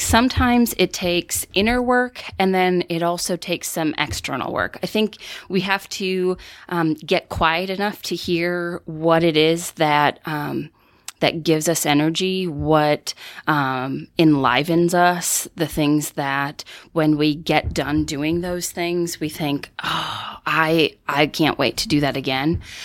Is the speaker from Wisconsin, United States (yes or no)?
yes; northern Wisconsin, United States; growing up in northern Wisconsin